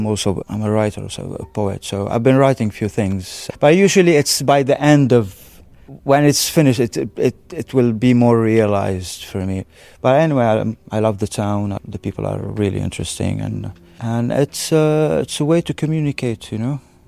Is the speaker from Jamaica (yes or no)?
no; Syria; born there; also born or lived in Lebanon; Well, I can't go to my home. I was born in Syria, and my family, we were cast out because of the Syrian regime during the 80s. And also when I was in Lebanon, even though I have a Lebanese nationality